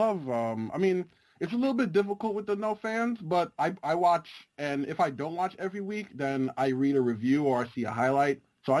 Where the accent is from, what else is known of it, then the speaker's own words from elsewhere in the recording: New York City, New York, United States; I am from New York City.